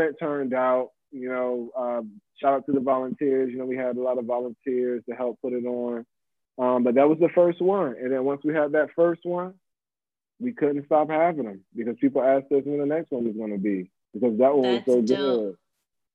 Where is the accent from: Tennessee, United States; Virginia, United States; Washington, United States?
Virginia, United States; Virginia Beach; I grew up in Virginia Beach